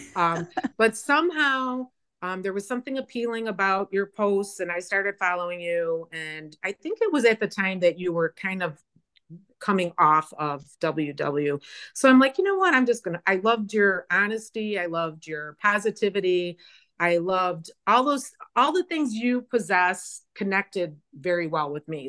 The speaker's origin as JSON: {"language": "English", "town": "Chicago", "region": "Illinois", "country": "United States", "tie": "born or raised there", "also_born_or_lived": "Phoenix, Arizona", "moved": "as an adult", "said": "I was born and raised in the Chicagoland area."}